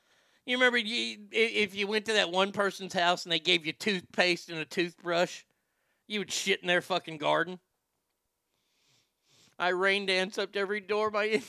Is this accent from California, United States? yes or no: yes; San Jose, California, United States; Growing up in San Jose, there are a lot of nerds.